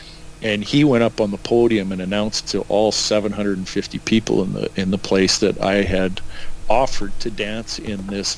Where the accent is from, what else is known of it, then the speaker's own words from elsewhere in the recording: Edmonton, Alberta, Canada; now in Kamloops, Canada; growing up in Edmonton and moving to Kamloops.